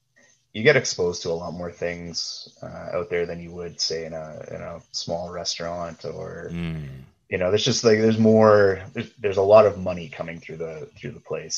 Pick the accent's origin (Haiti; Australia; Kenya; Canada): Canada; Thunder Bay, Ontario; moved away as an adult; Born and raised, yeah. I was there. Actually, I left the morning after my 23rd birthday.